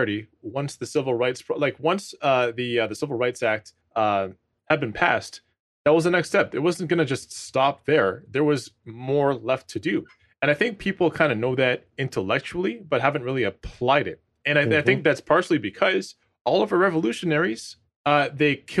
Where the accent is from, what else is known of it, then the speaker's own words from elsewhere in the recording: Toronto, Ontario, Canada; I'm from Rexdale, Ontario, right? So it's a suburb in Toronto, one of the lowest income neighborhoods in the city